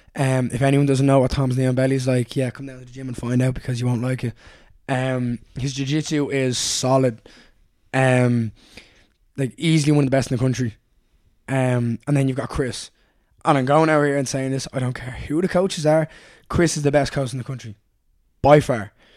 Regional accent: Dublin, Leinster, Ireland; I grew up in Raheny

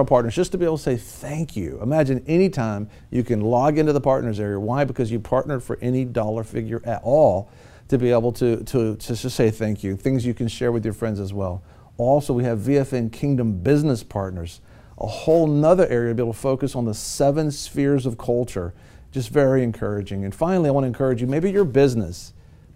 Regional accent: United States; being born in America

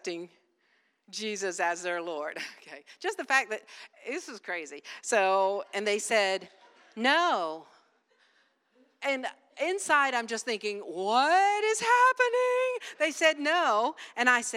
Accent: Wilmington, United States; I'm from Wilmington

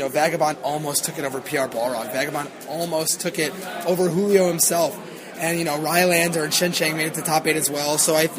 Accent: Austin, Texas, United States; in my hometown of Austin, Texas

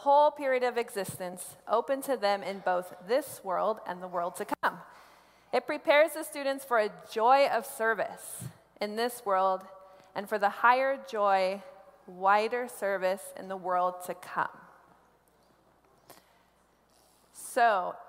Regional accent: Columbus, Nebraska, United States; now in Denver, United States; I grew up in Columbus, Nebraska

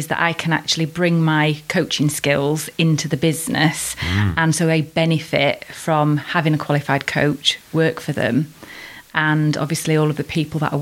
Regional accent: Worksop, East Midlands, United Kingdom; now in Chesterfield, United Kingdom; I was born and bred in Worksop back in 1974

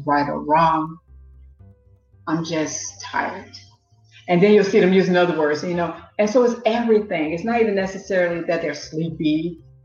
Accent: Chicago, Illinois, United States; moved away as an adult; now in England, United Kingdom; I'm from Chicago, Illinois, and I live in England where I've lived for the past nine years.

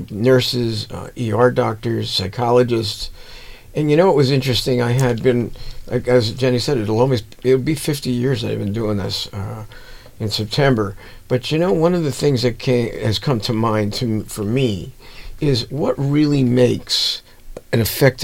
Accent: New Jersey, United States; I was one of those tough type of guys growing up in New Jersey

